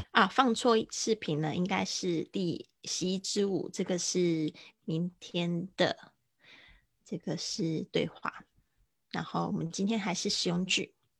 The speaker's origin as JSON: {"language": "Chinese", "town": "Kaohsiung", "country": "Taiwan", "tie": "born or raised there", "moved": "yes", "said": "在我的老家高雄的一家文具店，呃，会办一个我，我的，应该算是就是我参与的一个展览吧"}